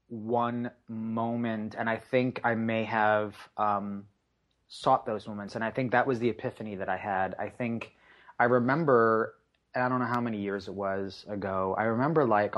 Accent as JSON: {"language": "English", "town": "Long Island", "region": "New York", "country": "United States", "tie": "born or raised there", "said": "In terms of just sort of like, growing up in Long Island, you had this sort of, Long Island definitely has its people they call their own"}